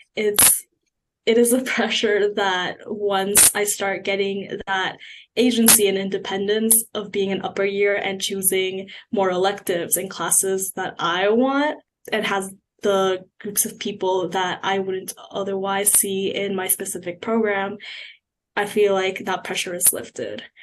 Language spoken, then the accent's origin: English; Markham, Ontario, Canada; moved away as an adult; now in Kingston, Canada; coming from a place like Markham, where my family lives